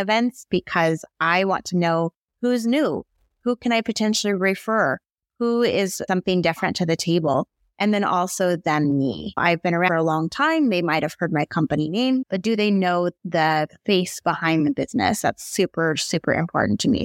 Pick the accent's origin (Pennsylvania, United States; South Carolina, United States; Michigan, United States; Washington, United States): Washington, United States; Seattle; also born or lived in Hawaii; I moved back home from Hawaii. I was established there, but not in Seattle